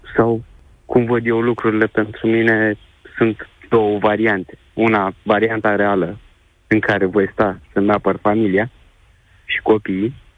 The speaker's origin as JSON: {"language": "Romanian", "town": "Galați", "region": "Galați County", "country": "Romania", "said": "Eu sunt și din estul țării, ca locație, să zic așa, da. sunt din Galați"}